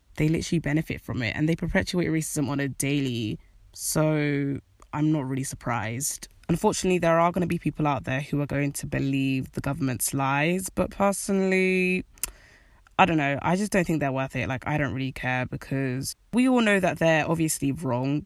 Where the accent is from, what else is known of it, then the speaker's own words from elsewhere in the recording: United Kingdom; I know I'm British. I have a British citizenship. I was born in this country